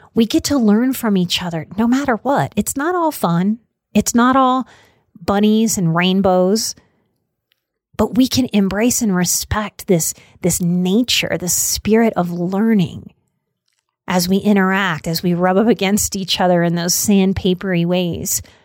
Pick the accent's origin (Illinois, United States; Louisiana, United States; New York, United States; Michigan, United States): Louisiana, United States; New Orleans; Growing up in New Orleans and in the South